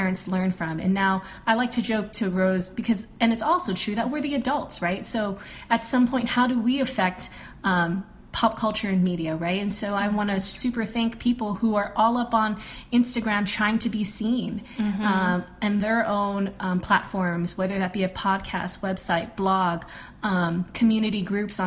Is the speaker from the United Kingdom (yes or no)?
no; Guam; I grew up in Guam where a majority of the community is brown